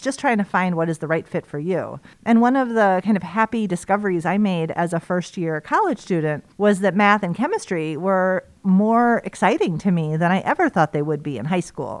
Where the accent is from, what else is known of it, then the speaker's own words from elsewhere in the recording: Chicago, Illinois, United States; moved away as an adult; now in Madison, United States; I'm from Chicago